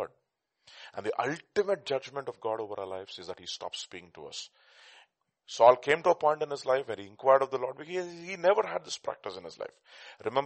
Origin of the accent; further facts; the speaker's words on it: India; accent: Telugu; my Telugu accent